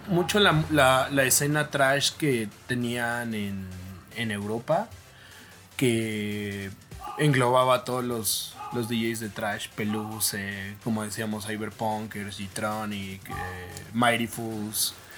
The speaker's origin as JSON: {"language": "Spanish", "region": "Mexico City", "country": "Mexico", "tie": "born or raised there", "said": "igual soy oriundo de la Ciudad de México"}